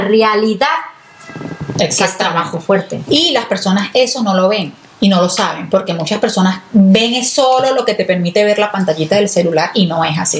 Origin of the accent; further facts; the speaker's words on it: Venezuela; now in Italy; yo soy venezolana con raíces italianas y vivo en Italia